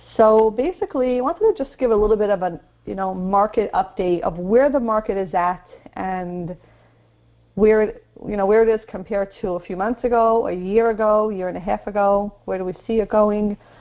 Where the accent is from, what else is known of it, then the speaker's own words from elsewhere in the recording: New York City, New York, United States; when I grew up in Marine Park, there was no one there.